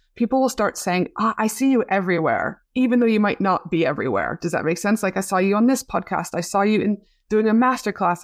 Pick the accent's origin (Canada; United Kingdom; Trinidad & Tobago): Canada; now in Australia; you're very close to my hometown back in Canada